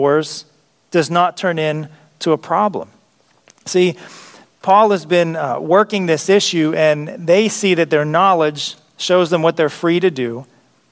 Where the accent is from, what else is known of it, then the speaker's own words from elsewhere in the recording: United States; as American Christians